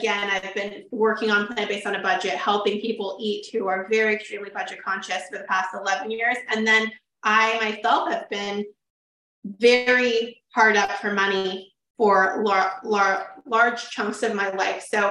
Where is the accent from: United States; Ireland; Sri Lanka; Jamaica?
United States; Sacramento, California; also born or lived in Woodland, California; I am from Sacramento, born and raised